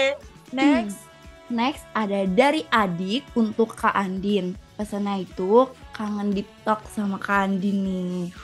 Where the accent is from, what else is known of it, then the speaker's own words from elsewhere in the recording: East Java, Indonesia; Saya Jawa Timur sendirian nih.